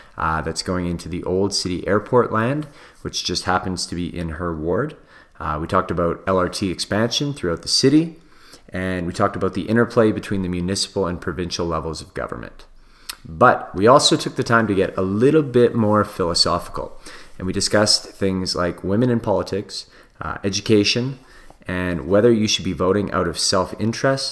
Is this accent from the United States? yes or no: no; Vancouver, British Columbia, Canada; moved away as an adult; now in Edmonton, Canada; I was born in Edmonton, but grew up in Vancouver. From the time I was about 1 to 22 years old, I was out in Vancouver.